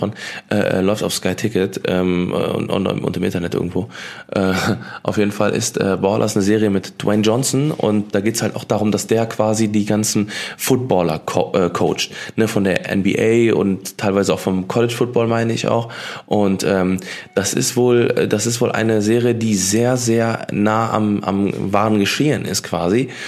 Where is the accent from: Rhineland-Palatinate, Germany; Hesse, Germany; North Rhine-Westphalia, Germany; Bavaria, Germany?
North Rhine-Westphalia, Germany; Cologne; hier bei uns in Köln